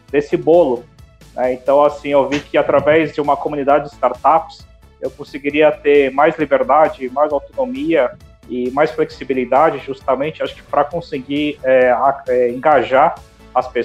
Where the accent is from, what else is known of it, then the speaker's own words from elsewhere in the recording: São Paulo, Brazil; Foi no meio de 2018 então eu vim de São Paulo para cá para trabalhar no poder público